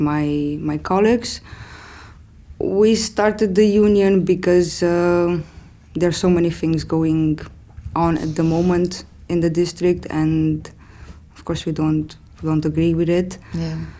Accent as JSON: {"language": "English", "country": "Romania", "moved": "as an adult", "lives_now": "Amsterdam, Netherlands", "said": "I'm originally coming from Romania. I moved to the Netherlands in 2010."}